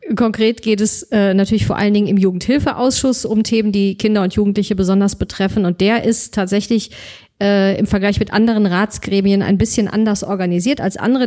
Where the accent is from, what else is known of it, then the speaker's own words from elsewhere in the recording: Solingen, North Rhine-Westphalia, Germany; Bergischen Land aufgewachsen, äh, in, in Solingen